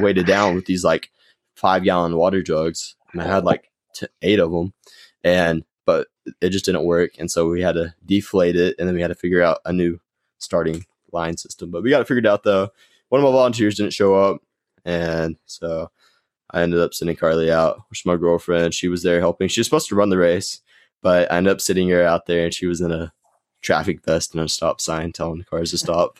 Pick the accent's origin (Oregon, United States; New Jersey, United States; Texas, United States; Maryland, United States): Texas, United States; Gainesville; It's just a local five K put on here in Gainesville. It's my hometown